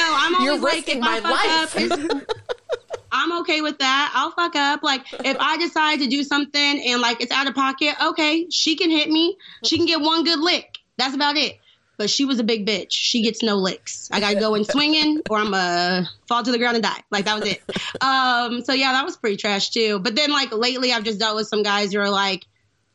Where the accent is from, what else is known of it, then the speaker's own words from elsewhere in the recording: Danville, Illinois, United States; I'm from Danville, so if y'all know that small town in Illinois